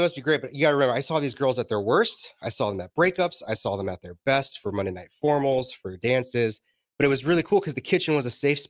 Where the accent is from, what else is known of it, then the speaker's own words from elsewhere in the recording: New Mexico, United States; I grew up in New Mexico for 7 years of my life.